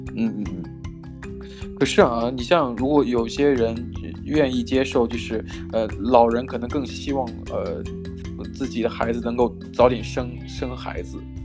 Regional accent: China; 我可能站在这，来自中国的角度

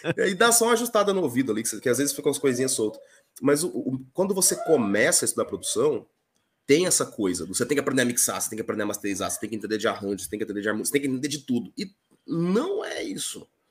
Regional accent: interior of Mato Grosso do Sul, Brazil; Sou do interior do Mato Grosso do Sul, esse estado maravilhoso

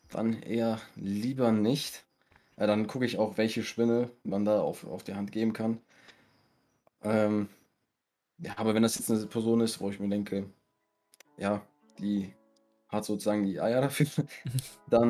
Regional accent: Essen, North Rhine-Westphalia, Germany; Ich komme aus NRW, Essen, und lebe seit 2005 in Deutschland

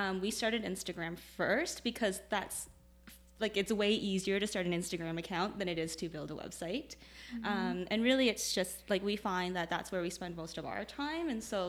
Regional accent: Toronto, Ontario, Canada; moved away as an adult; also born or lived in Kitchener-Waterloo; now in Kitchener, Canada; I grew up in Toronto, so I moved here when I started university.

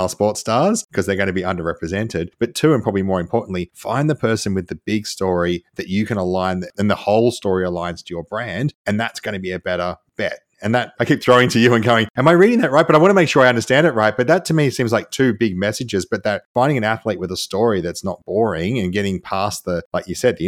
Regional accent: Australia; I'm Australian, so we're known for our swearing.

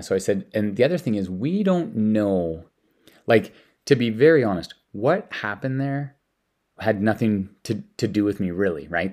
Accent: Denmark; now in Canada; I'm from Denmark

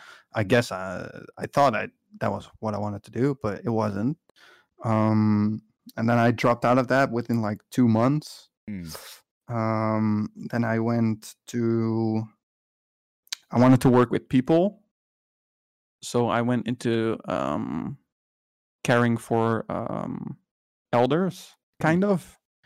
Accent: Netherlands; Well, it's kind of different because I'm from the Netherlands, but I think the education I was doing after high school was in America.

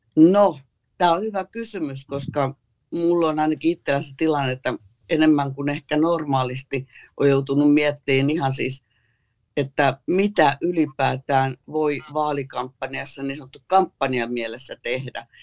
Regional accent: Tampere, Pirkanmaa, Finland; kun mä olin nuori Hervannassa

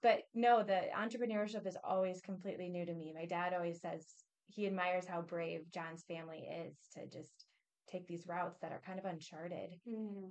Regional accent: Peoria, Illinois, United States; we're both from the Peoria area

